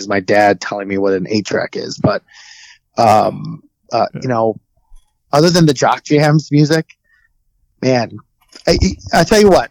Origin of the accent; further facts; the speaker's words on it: Oak Lawn, Illinois, United States; I grew up on the south side. I grew up in Oak Lawn